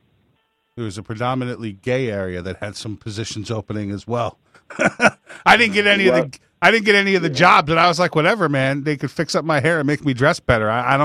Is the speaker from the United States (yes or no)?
yes; New York, United States; I grew up in New York.